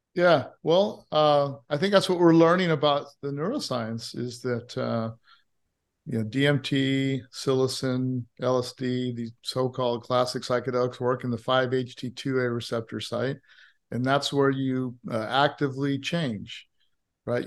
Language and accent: English; Hawaii, United States; also born or lived in California; now in Austin, United States; I grew up in Hawaii with, uh, a Christian, a Methodist Christian mother and a Muslim father